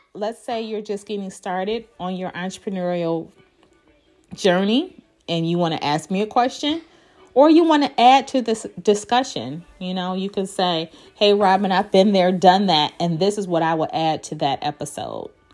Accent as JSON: {"language": "English", "town": "Detroit", "region": "Michigan", "country": "United States", "tie": "born or raised there", "moved": "as an adult", "said": "I was back in my hometown, Detroit"}